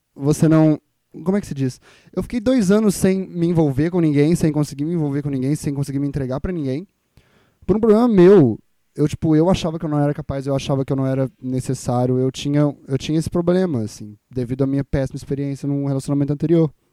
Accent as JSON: {"language": "Portuguese", "region": "Minas Gerais", "country": "Brazil", "said": "E eu sou mineiro"}